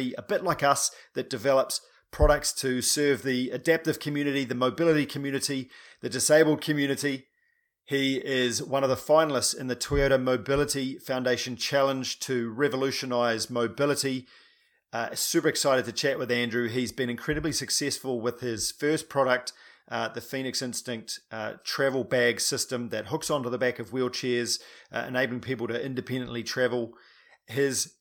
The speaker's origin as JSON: {"language": "English", "country": "New Zealand", "said": "I'm a paraplegic from New Zealand"}